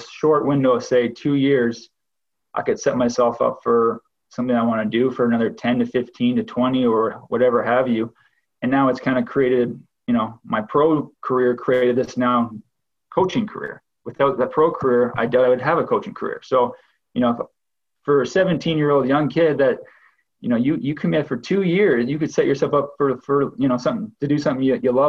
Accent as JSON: {"language": "English", "town": "Sarnia", "region": "Ontario", "country": "Canada", "tie": "born or raised there", "said": "I'm from Sarnia, so I was very fortunate enough to play for my hometown team, the Sarnia Sting."}